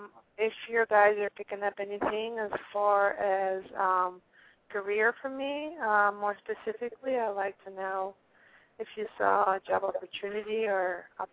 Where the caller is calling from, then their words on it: Pennsylvania, United States; I'm calling from Pennsylvania.